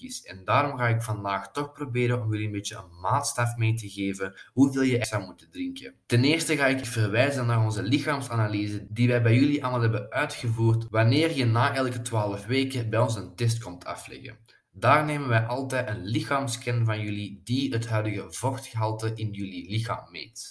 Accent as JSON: {"language": "Dutch", "region": "Flanders", "country": "Belgium", "said": "wij als Belgen en als Vlamingen"}